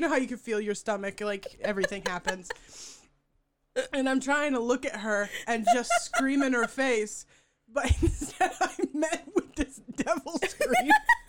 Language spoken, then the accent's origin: English; Chicago, Illinois, United States; but I'm from Chicago.